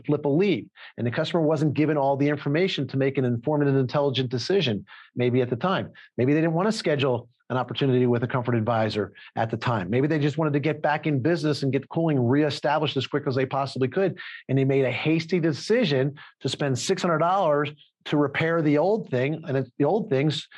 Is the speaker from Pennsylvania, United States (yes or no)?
yes; Philadelphia, Pennsylvania, United States; I'm from Philadelphia